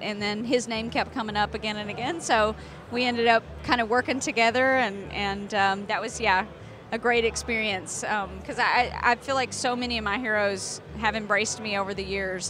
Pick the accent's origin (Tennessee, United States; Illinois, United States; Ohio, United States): Tennessee, United States; I'm from Tennessee